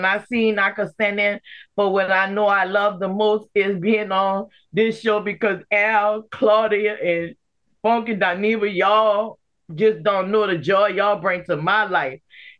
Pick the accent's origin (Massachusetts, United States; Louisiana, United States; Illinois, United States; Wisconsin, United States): Louisiana, United States; New Orleans; accent: Louisiana; I'm from New Orleans, Louisiana